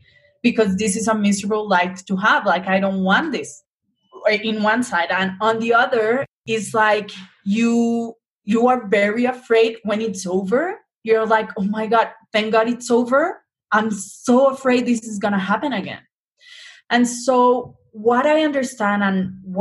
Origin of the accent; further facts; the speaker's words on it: Colombia; I'm Latina, I'm from Colombia